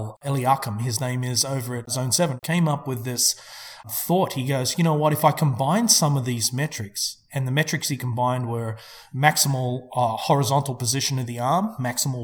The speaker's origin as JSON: {"language": "English", "town": "Melbourne", "region": "Victoria", "country": "Australia", "tie": "born or raised there", "moved": "yes", "said": "an Australian company out of my hometown of Melbourne"}